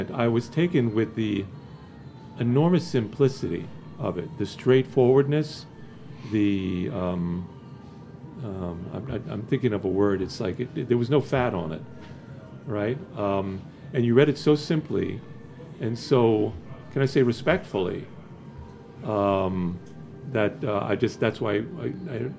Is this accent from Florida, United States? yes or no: yes; Miami, Florida, United States; born or raised there